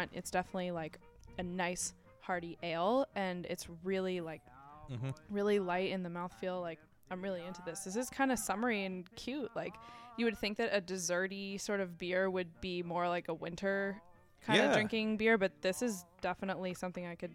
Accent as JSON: {"language": "English", "town": "Byfield", "region": "Massachusetts", "country": "United States", "tie": "born or raised there", "said": "I'm from Byfield"}